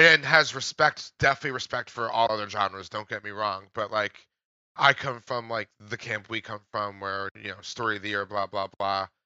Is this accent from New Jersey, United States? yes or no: yes; New Jersey, United States; I'm from Jersey